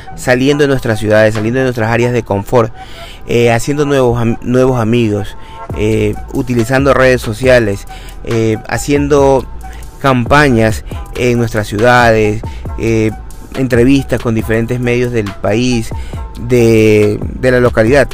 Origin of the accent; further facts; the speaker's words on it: Ecuador; Como ecuatoriano que soy